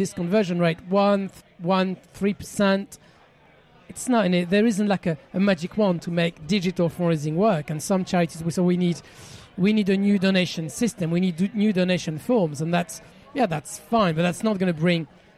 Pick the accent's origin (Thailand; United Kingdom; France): France; accent: French; English is a second language; moved away; my French accent